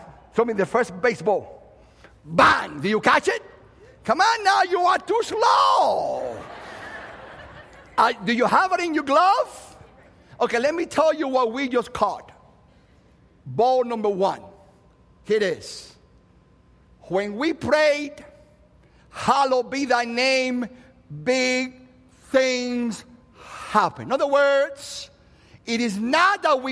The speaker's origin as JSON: {"language": "English", "country": "Cuba", "moved": "yes", "said": "I happen to be a Christian that happens to be Cuban"}